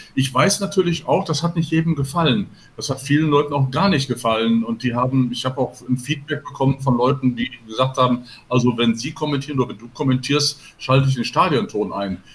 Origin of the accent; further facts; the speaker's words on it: Gladbeck, North Rhine-Westphalia, Germany; moved away; also born or lived in Gelsenkirchen; ich bin gebürtig aus Gelsenkirchen und bin in Gladbeck aufgewachsen